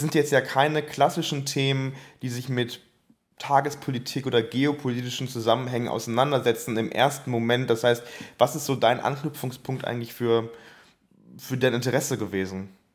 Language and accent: German; Bonn, North Rhine-Westphalia, Germany; Ich komme selber aus Bonn